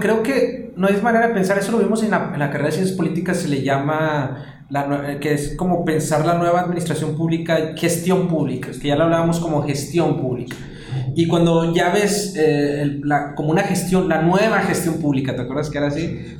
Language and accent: Spanish; Monterrey, Nuevo León, Mexico; aquí donde somos nosotros, de Monterrey, Nuevo León